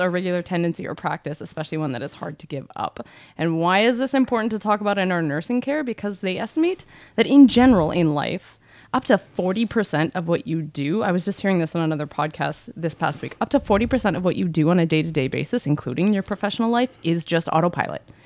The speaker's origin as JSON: {"language": "English", "country": "Canada", "tie": "born or raised there"}